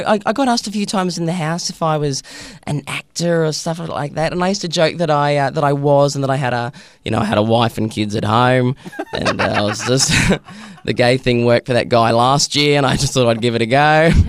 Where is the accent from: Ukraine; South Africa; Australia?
Australia; Brisbane, Queensland; just Ben from Brisbane.